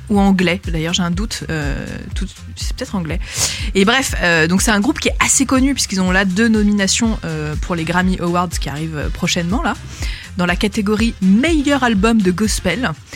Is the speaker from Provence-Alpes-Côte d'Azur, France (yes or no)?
yes; Aix-en-Provence, Provence-Alpes-Côte d'Azur, France; j'ai grandi à Aix-en-Provence